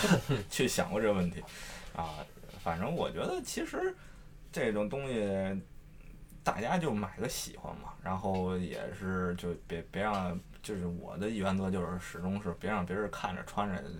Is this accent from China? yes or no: yes; Shijiazhuang, Hebei, China; 还是我石家庄人嘛